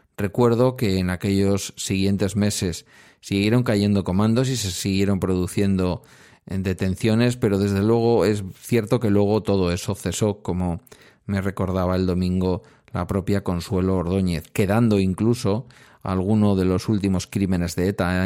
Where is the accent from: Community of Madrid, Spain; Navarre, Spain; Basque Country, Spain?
Basque Country, Spain; mi tierra